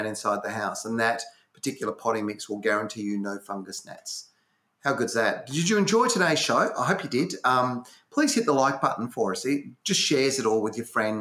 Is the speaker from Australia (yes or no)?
yes; Western Australia, Australia; born or raised there